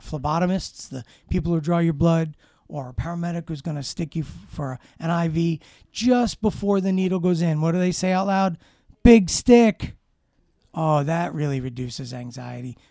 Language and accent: English; New York City, New York, United States; I grew up in Brooklyn, Brooklyn, New York.